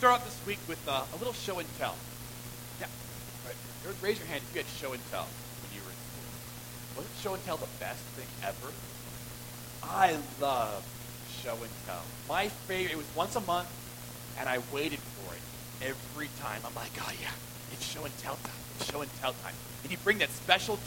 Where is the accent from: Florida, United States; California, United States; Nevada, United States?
California, United States; Southern; I grew up in Southern California